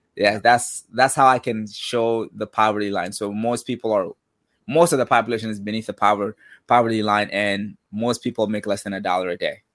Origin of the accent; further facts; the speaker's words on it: Mali; now in United States; Born and raised in West Africa, Mali